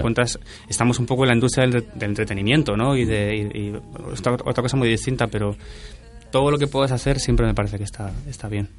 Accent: Cortelazor, Andalusia, Spain; mi pueblo

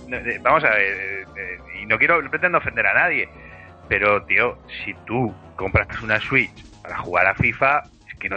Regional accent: Madrid, Community of Madrid, Spain; yo soy de Madrid, ¿sabes?

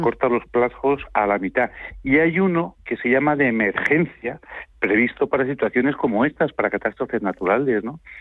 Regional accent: Spain; nosotros que somos españoles

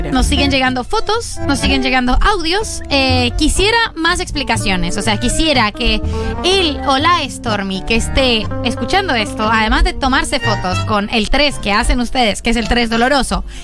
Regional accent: Bolivia; Soy de Bolivia.

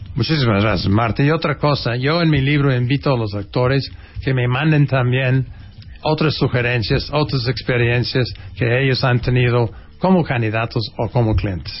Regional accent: United States; first language English; Spanish is a second language; moved away as an adult; now in Mexico; yo tengo acento y que yo soy gringo

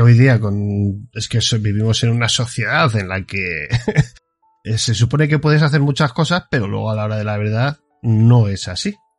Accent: Spain; somos españoles

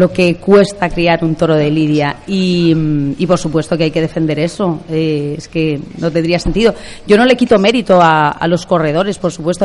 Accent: Ávila, Castile and León, Spain; yo soy castellana, yo soy de Ávila

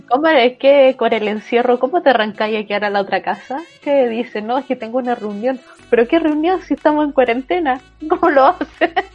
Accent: Chile; moved away as an adult; now in Santiago, Chile; soy de, de afuera de Santiago, viví en muchas pensiones

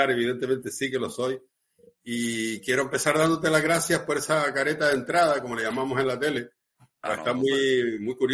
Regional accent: Gran Canaria, Canary Islands, Spain; aquí en Gran Canaria, que es de donde yo soy, en la, isla mayor de la provincia de Las Palmas

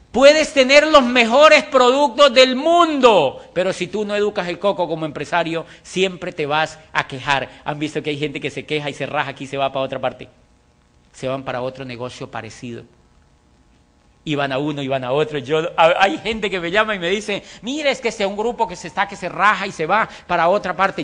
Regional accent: Colombia; also born or lived in Popayán, Colombia / Europe; hago parte del 4% de la población colombiana

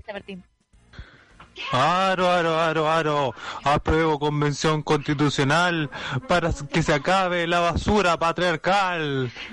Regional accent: Chile; Ya siento que soy como más chilena

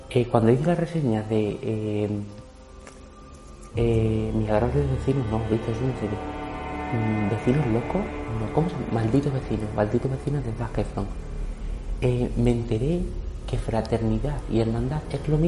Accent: Extremadura, Spain; yo soy extremeño, no tengo por qué saber inglés, pero bueno.

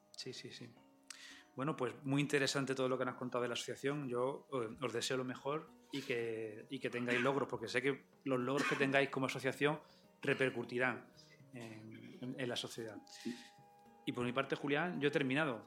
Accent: Badajoz, Extremadura, Spain; de aquí de Badajoz somos bastante combativos

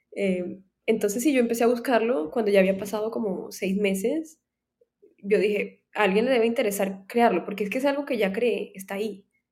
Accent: Cartagena, Bolívar, Colombia; now in United States; yo vivía en Cartagena, yo crecí en Cartagena

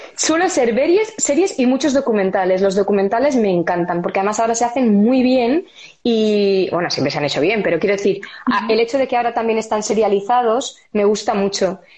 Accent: Spain; moved away as an adult; also born or lived in London, United Kingdom; Yo soy española, española.

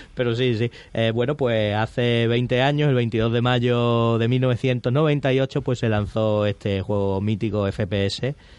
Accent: Spain; somos españoles

